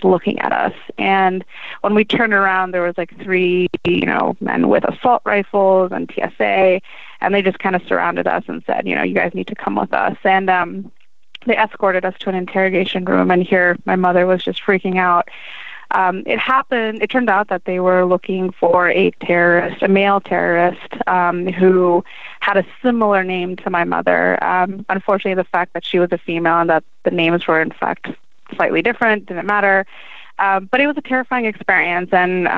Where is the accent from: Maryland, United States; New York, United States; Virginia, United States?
Maryland, United States; Gaithersburg; born and raised in Maryland